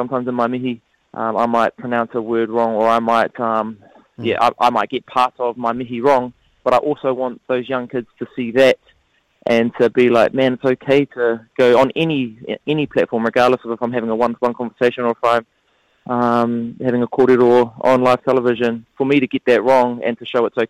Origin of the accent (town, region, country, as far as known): Porirua, Wellington, New Zealand; born or raised there